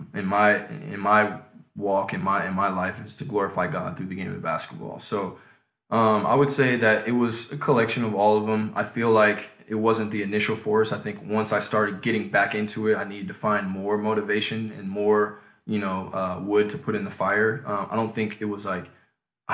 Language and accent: English; Chicago, Illinois, United States; I was born in Chicago in the 90s